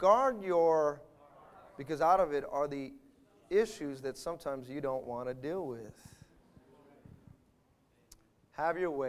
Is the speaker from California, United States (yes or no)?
yes; Bay Area, California, United States; moved away; I was from the Bay Area